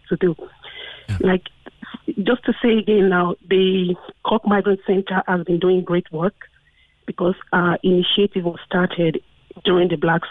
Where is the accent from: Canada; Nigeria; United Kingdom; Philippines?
Nigeria; now in Ireland; I grew up in Nigeria with a sense of pride